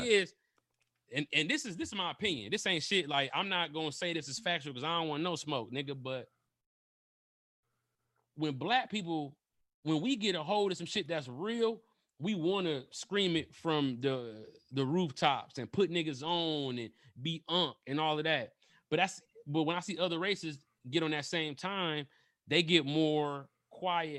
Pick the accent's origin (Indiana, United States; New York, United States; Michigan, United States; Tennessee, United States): Michigan, United States; Detroit; I'm from Detroit